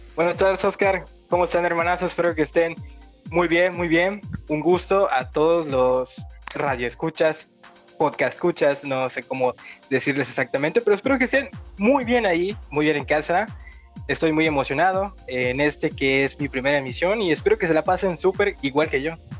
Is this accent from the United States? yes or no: no; Mexico; Yo soy de México